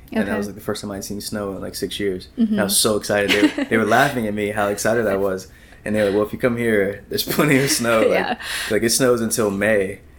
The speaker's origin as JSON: {"language": "English", "region": "North Carolina", "country": "United States", "said": "I'm from North Carolina"}